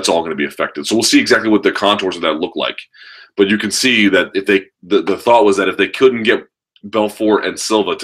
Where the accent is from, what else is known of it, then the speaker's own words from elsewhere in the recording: United States; as an American